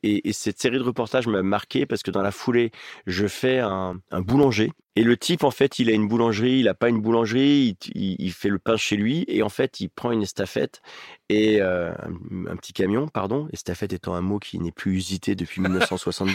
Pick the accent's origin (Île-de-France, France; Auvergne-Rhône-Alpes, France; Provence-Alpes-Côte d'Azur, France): Auvergne-Rhône-Alpes, France; Oyonnax; moved away; Ma mère, elle habite à Oyonnax, là où j'ai grandi dans le département de l'Ain.